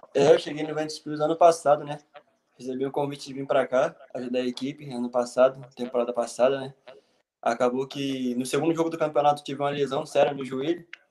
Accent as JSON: {"language": "Portuguese", "town": "Mesquita", "region": "Rio de Janeiro", "country": "Brazil", "tie": "born or raised there", "also_born_or_lived": "Portugal / Ukraine", "moved": "as an adult", "lives_now": "Latvia", "said": "eu sou do Rio de Janeiro, mais precisamente da Baixada, Mesquita."}